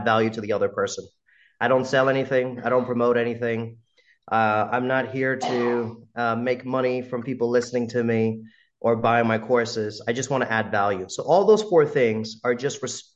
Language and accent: English; United States; accent: American; a brown guy with an American accent